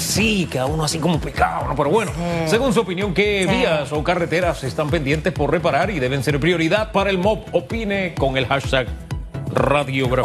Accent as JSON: {"language": "Spanish", "area": "Tierras Altas", "region": "Chiriquí", "country": "Panama", "said": "yo soy de Tierras Altas"}